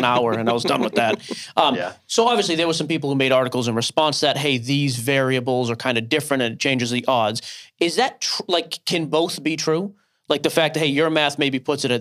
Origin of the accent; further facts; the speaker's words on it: Plaistow, New Hampshire, United States; moved away; I grew up on Plastow. It was my first home that I ever lived in.